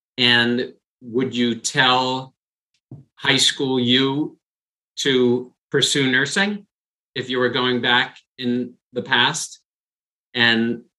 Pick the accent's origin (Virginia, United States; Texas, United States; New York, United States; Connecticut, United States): New York, United States; now in California, United States; Raya and I are both New Yorkers and we're both now in California.